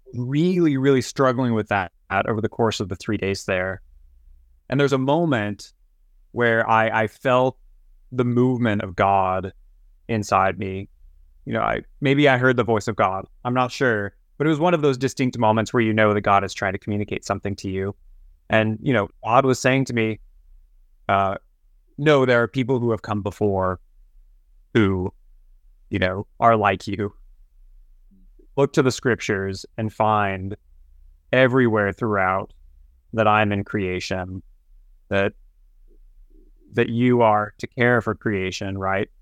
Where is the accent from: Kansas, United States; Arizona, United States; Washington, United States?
Kansas, United States; Topeka; I grew up in Topeka, Kansas